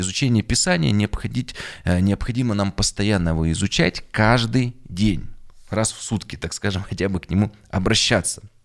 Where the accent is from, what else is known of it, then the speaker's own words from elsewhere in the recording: Yekaterinburg, Sverdlovsk Oblast, Russia; Я родился на Урале, в Екатеринбурге в 1985 году.